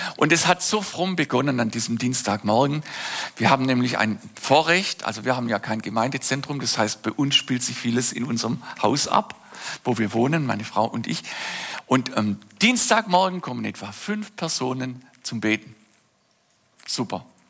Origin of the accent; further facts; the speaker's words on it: Oberndorf am Neckar, Baden-Württemberg, Germany; Ein Kinderzimmer in meiner Heimatstadt Oberndorf am Neckar im Schwarzwald.